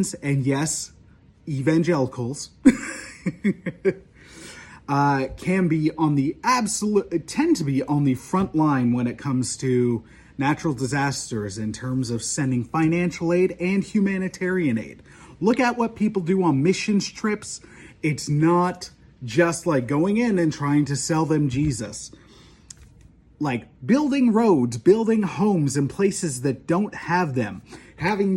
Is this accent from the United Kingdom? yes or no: no; Canada; as a Canadian, as an outsider